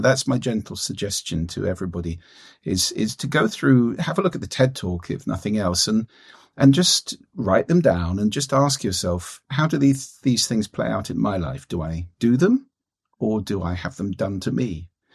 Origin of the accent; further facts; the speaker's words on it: London, United Kingdom; moved away as an adult; now in Orkney Islands, United Kingdom; I was born and brought up in London.